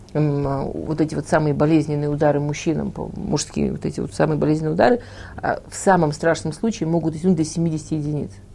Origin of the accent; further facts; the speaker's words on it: Moscow, Russia; now in Israel; я училась в художественной школе в Москве